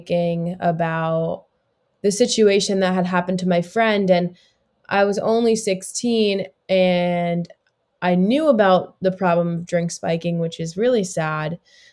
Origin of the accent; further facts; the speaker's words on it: South Florida, United States; I grew up in Florida, in South Florida, still live here today